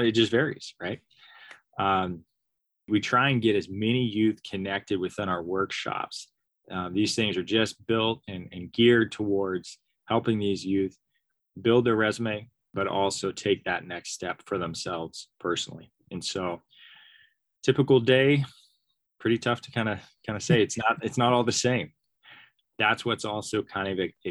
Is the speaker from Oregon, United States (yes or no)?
yes; Sams Valley, Oregon, United States; I grew up in Sam's Valley, Oregon